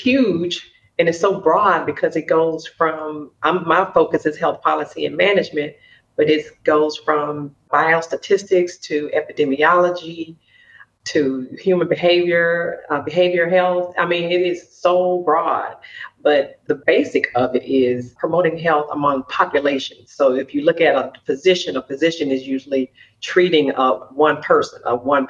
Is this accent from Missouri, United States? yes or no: no; Jackson, Mississippi, United States; Born and raised in Jackson, Mississippi